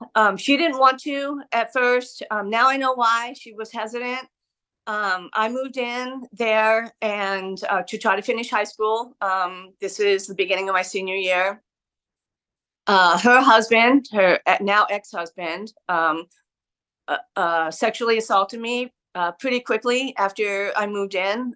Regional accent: San Diego, California, United States; now in Brooklyn, United States; I was born and raised in San Diego, San Diego County

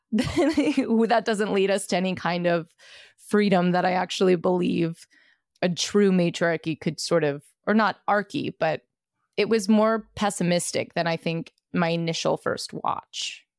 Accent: New York, United States; I'm a Brooklyn native

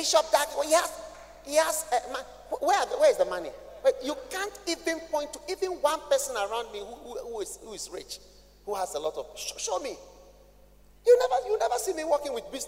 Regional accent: Ghana; I'm a Ghanaian

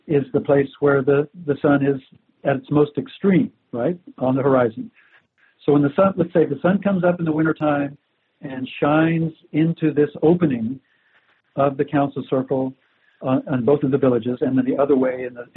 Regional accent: Central Kansas, United States; moved away; also born or lived in Little River, Kansas / Eugene, Oregon; growing up in Central Kansas

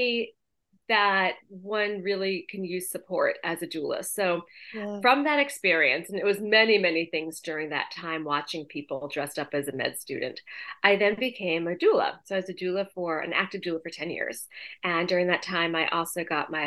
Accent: outside of Boston, Massachusetts, United States; moved away as an adult; also born or lived in New York; I grew up in outside of Boston. I went to school in Boston and New York, and then I lived in New York.

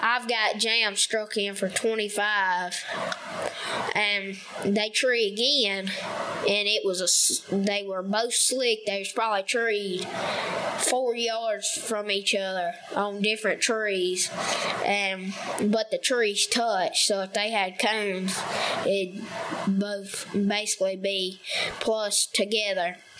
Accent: Somerville, Tennessee, United States; I'm 12 years old. I'm from Somerville, Tennessee, and um, West Tennessee

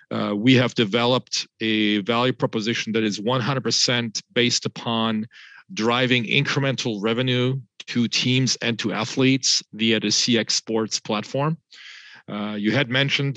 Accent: France; moved away as an adult; now in United States; I was born and raised in France, half French, half German. Moved to the US at the tender age of 23 in 1993

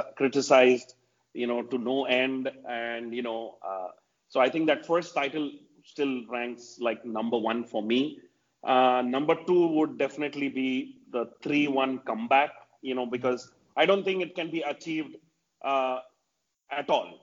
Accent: India; as an Indian

